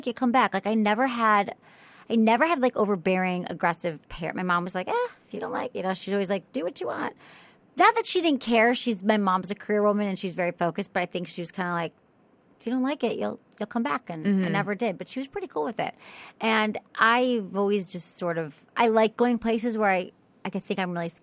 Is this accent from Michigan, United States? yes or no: yes; Michigan, United States; moved away as an adult; also born or lived in San Francisco; now in Los Angeles, United States; I'm from Michigan